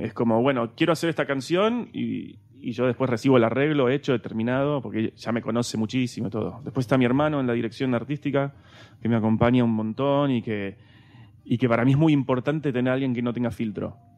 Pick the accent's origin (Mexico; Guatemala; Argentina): Argentina; moved away as an adult; now in Spain; en mi país también me quieren